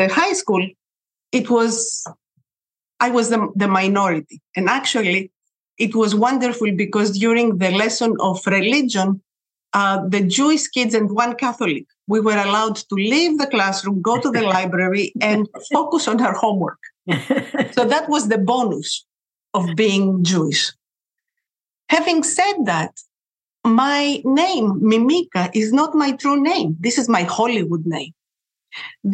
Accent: Athens, Attica, Greece; I was born in Athens, Greece. I grew up during the 60s

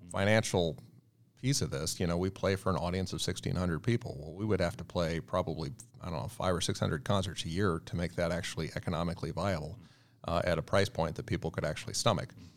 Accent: Virginia, United States; I grew up in a very, uh, rural area, uh, colonial area of Virginia

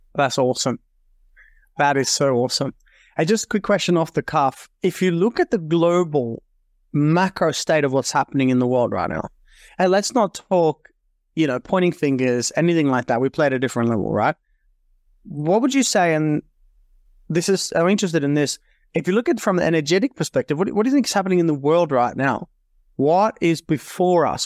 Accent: Norway; moved away as an adult; also born or lived in Australia; I was born and raised in Norway in Europe and then came to Australia at twenty-five

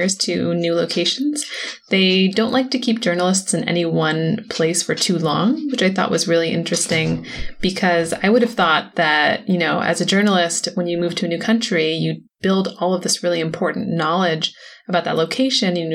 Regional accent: San Francisco, California, United States; moved away; also born or lived in Korea; I grew up in San Francisco

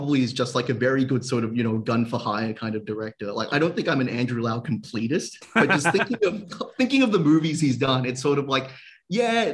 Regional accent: Australia; I grew up in Australia, but I've always spoken Cantonese at home

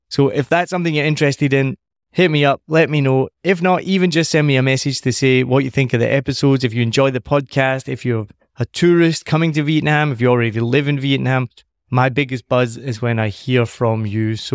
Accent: Bavaria, Germany; English is a second language; Bavaria is kind of very different. It's not. They almost feel like they're not part of Germany. Is that right? Absolutely. Like when I say, "Yeah, I'm from Bavaria,"

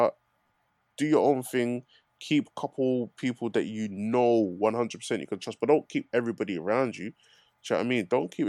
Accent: Newham, London, United Kingdom; I'm from Newham anyway.

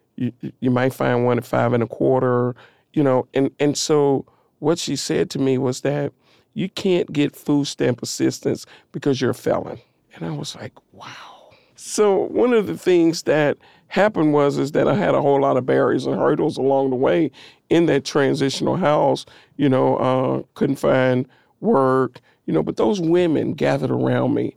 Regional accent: Nashville, Tennessee, United States; I come from East Nashville, over on the corner of North Fifth and what is now Vernon Winfrey Avenue

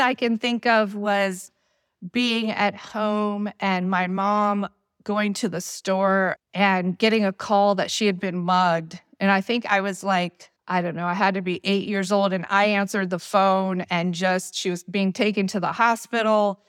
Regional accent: Detroit, Michigan, United States; moved away; also born or lived in Virginia; I was born in Detroit and, you know, raised there.

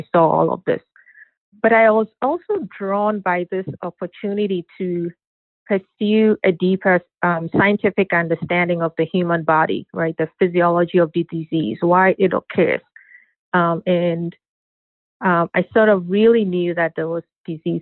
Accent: Ghana; I grew up in Ghana

